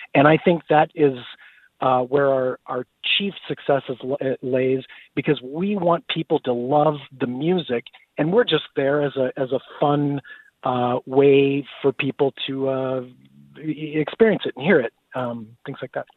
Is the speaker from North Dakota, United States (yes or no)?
no; Des Moines, Iowa, United States; also born or lived in Dubuque, Iowa; when I grew up in Iowa. So I was born in Des Moines